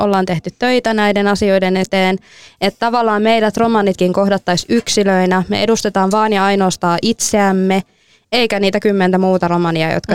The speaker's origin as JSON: {"language": "Finnish", "country": "Finland", "said": "mä oon suomalainen"}